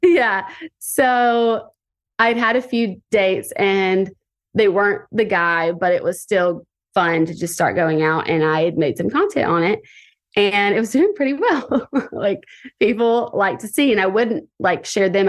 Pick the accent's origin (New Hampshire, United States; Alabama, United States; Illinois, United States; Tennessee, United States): Alabama, United States; Tuscaloosa; now in Santa Monica, United States; I am twenty-eight years old, and I am from Tuscaloosa, Alabama